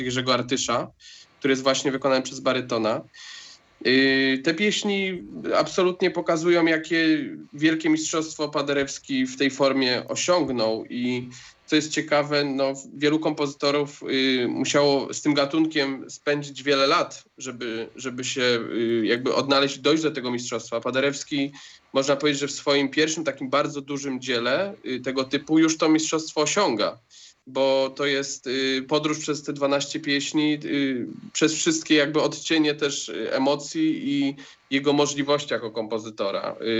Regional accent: Łódź, Łódź Voivodeship, Poland; ja w zasadzie urodziłem się w Łodzi

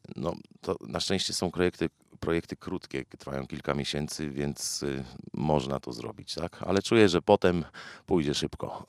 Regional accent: Wałbrzych, Lower Silesian Voivodeship, Poland; Jestem z Wałbrzycha, bardzo lubię to miasto

